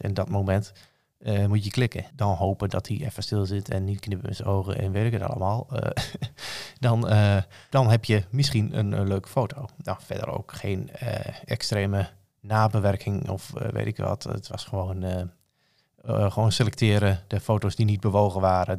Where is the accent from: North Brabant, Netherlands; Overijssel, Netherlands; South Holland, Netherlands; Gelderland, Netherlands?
Overijssel, Netherlands; Rijssen; Ik kom uit Rijssen. Dat ligt in Twente. Geboren en getogen